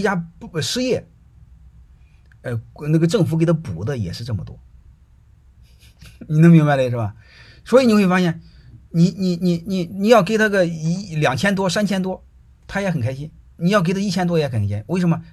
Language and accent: Chinese; China; 我们中国人就还好点儿